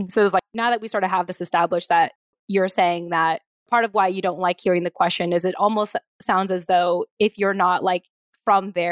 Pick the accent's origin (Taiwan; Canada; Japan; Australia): Japan; Yokosuka, Kanagawa; born there; having been a military child with parents from the Philippines, but being born in Japan in Yokosuka military base, you know, on American soil